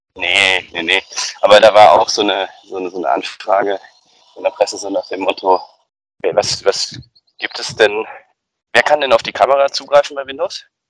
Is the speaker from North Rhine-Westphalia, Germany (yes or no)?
yes; Bochum, North Rhine-Westphalia, Germany; meine Heimatstadt Bochum